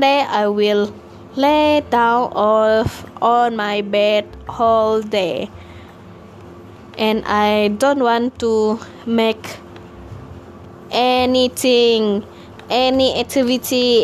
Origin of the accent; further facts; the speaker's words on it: Malaysia; English is a second language; moved away as an adult; now in Peninsular Malaysia; we are from Borneo.